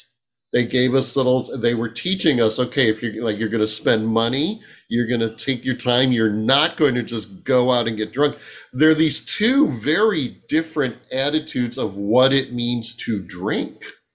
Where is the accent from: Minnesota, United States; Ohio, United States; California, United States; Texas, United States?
Ohio, United States; Cleveland; the parish I grew up in Cleveland.